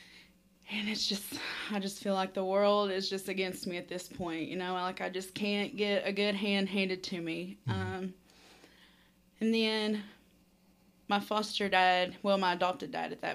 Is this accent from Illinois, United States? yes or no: no; London, Kentucky, United States; I was born and raised in London, Kentucky.